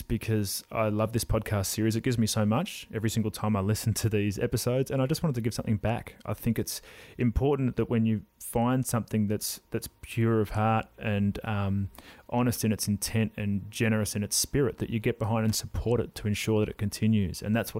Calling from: Melbourne, Victoria, Australia; I'm from Melbourne, Australia

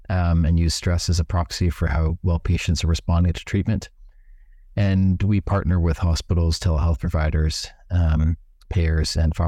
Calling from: Bali, Indonesia; I'm calling in from an island known as Bali in Indonesia, which is close to the headquarters of our company in Singapore.

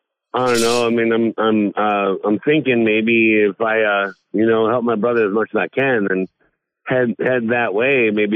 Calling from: Bloomington, Minnesota, United States; I am currently in Bloomington, Minnesota.

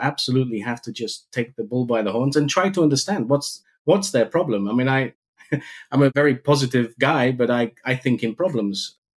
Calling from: Maastricht, Limburg, Netherlands; I'm calling in from Maastricht. I have a home office base, but it's not far away from the headquarters for Stahl.

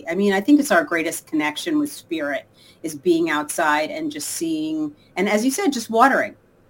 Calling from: Los Angeles, California, United States; Los Angeles.

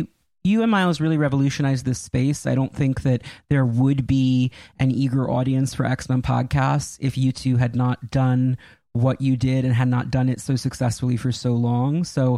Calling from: Westchester, New York, United States; Westchester, New York, about 20 minutes from Salem Center. I'm at my parents' house.

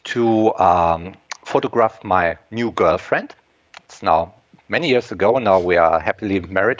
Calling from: Germany; English is a second language; And yes, I'm coming from Germany. Over here, we already have sundown.

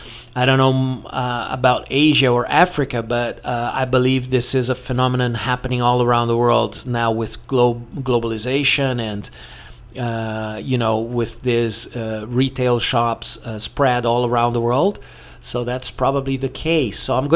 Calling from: Porto Alegre, Rio Grande do Sul, Brazil

